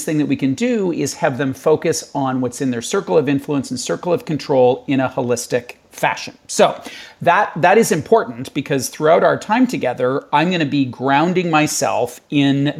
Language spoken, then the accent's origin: English; Canada; I'm in Canada, I'm Canadian